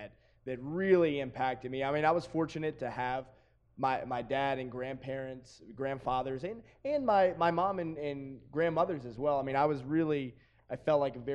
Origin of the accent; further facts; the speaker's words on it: the South, United States; accent: Southern; my Southern came out real hard on that one